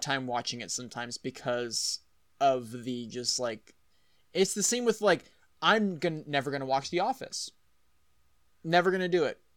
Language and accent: English; Texas, United States; I'm from Texas